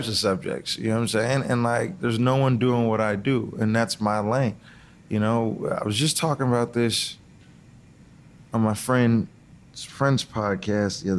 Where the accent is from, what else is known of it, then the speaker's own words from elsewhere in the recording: Seattle, Washington, United States; I grew up in Seattle before it became gentrified